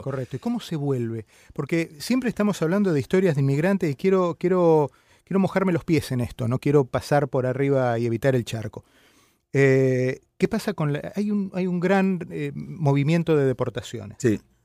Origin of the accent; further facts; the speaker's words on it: Argentina; moved away; los argentinos siempre tenemos